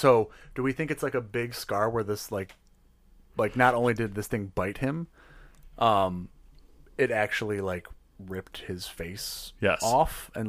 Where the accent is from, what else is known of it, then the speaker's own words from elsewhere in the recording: Detroit, Michigan, United States; People already give me a look when I say I'm from Detroit.